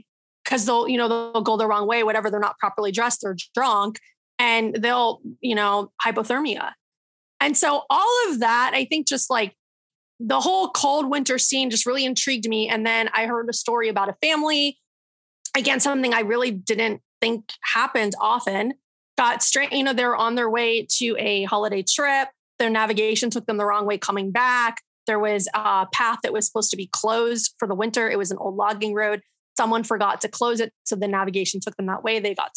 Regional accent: Florida, United States; born and raised in Florida

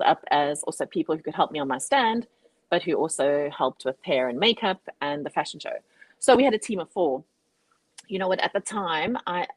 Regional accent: South Africa; now in Cape Town, South Africa; I'm a South African

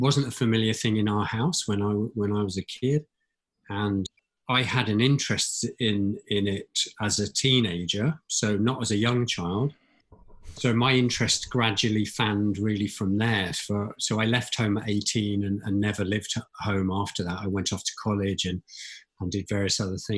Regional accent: Midlands, United Kingdom; moved away as an adult; also born or lived in South East England; I was born in Southeast England, but grew up in the middle of England, the Midlands.

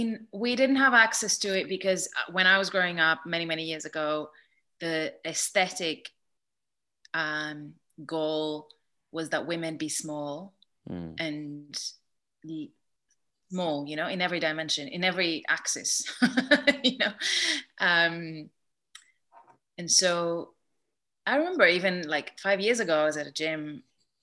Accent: Greece; moved away; I grew up in Greece

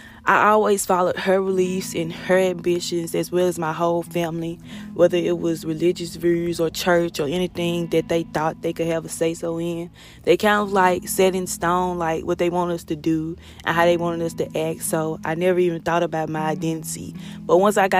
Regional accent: Kent, Mississippi, United States; I was born and raised in Kent, Mississippi

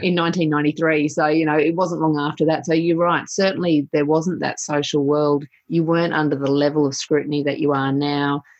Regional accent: Sunshine Coast, Queensland, Australia; I grew up on the Sunshine Coast

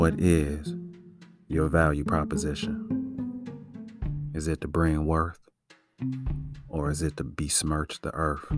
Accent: Chicago, Illinois, United States; growing up in Chicago watching Channel 11 WTTW

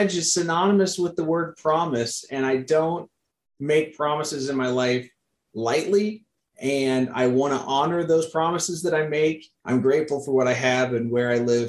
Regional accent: Missouri, United States; grew up with in Missouri

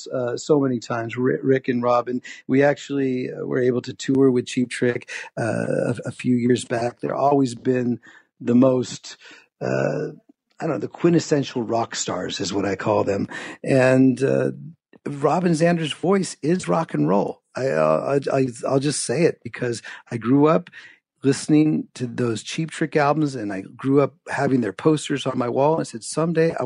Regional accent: San Francisco Bay Area, California, United States; I grew up in the Bay Area of San Francisco

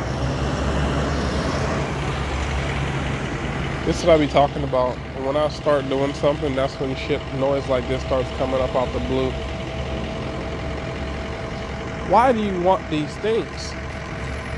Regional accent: Miami, Florida, United States; I'm from Miami

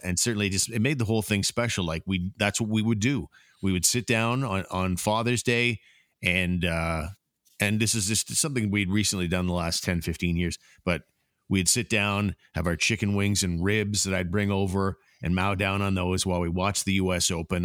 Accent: Richmond, Ontario, Canada; my hometown in the village of Richmond

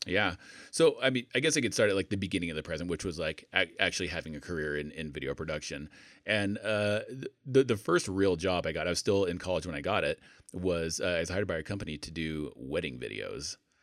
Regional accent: Idaho, United States; moved away as an adult; also born or lived in England / Salt Lake City, Utah; I grew up in Idaho, but then went to join the military, like, left Idaho and never looked back.

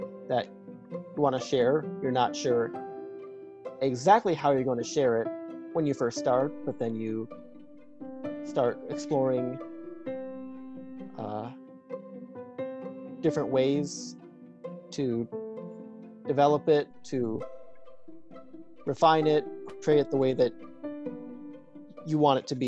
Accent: Medina, Ohio, United States; I'm from Medina, Ohio

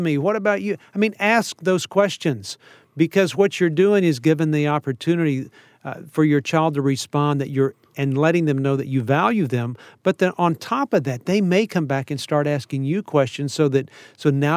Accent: Texas, United States; I'm a Texan

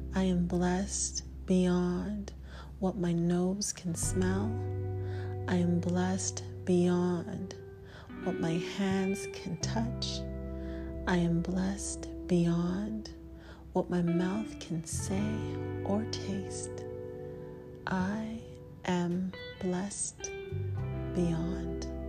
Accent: Toronto, Ontario, Canada; I'm an artist from Toronto, Canada

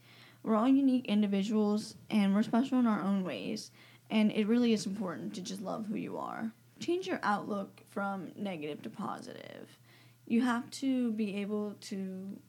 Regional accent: Greenville, United States; I'm 17. I'm from Greenville. I go to Commoner Prairie High School

